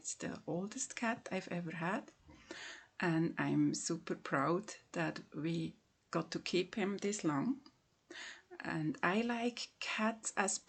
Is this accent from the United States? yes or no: no; Switzerland; from Switzerland.